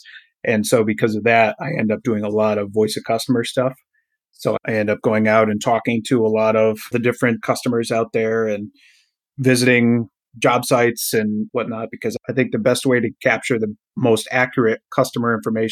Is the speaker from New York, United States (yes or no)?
yes; Durhamville, New York, United States; That's only about 20 minutes from my hometown, which is Durhamville